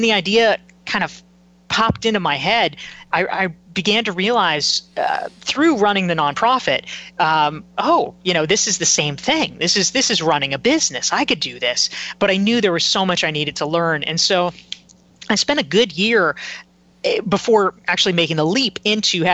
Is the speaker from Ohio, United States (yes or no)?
no; Pinehurst, North Carolina, United States; I grew up in North Carolina